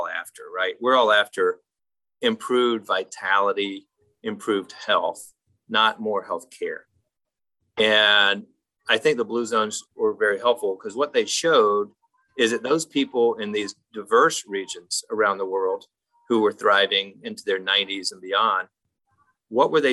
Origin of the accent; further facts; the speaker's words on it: South Carolina, United States; moved away as an adult; also born or lived in Columbia, South Carolina; now in Western North Carolina, United States; I'm in Western North Carolina. I grew up in South Carolina